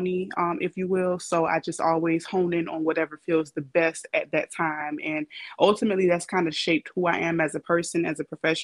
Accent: Savannah, Georgia, United States; also born or lived in Atlanta / Richmond Hill / Riceboro / Hinesville; I'm from Savannah, however, but even within Savannah, I've lived in different like counties like Richmond Hill, Riceboro, Hinesville, everything.

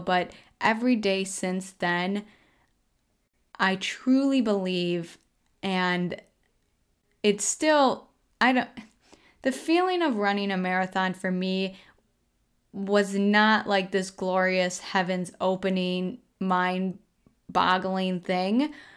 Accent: Colby, Minnesota, United States; now in Rochester, United States; I just went back to my hometown, Colby, this last weekend, which is a three-hour drive, roughly a three-hour drive from Rochester here

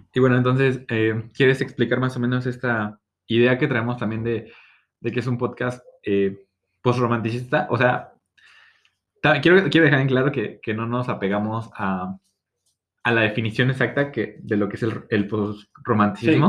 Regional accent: State of Mexico, Mexico; soy del Edomex, tengo 22 años.

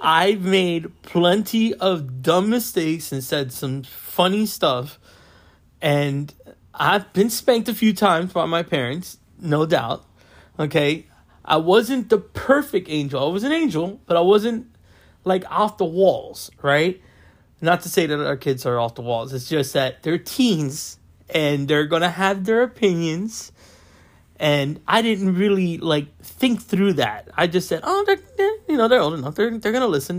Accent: West Palm Beach, Florida, United States; born and raised in West Palm Beach, Florida

